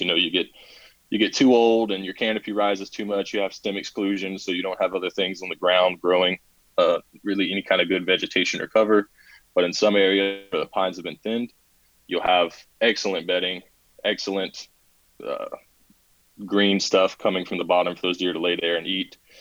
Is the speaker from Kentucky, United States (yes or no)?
no; South Carolina, United States; I've been born and raised in South Carolina, not necessarily the part that I live in now, um, but around the area.